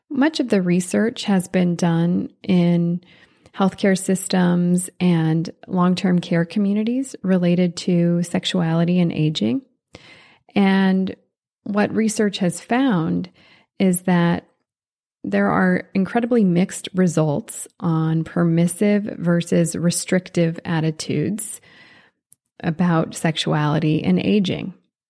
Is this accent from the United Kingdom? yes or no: no; Switzerland; born there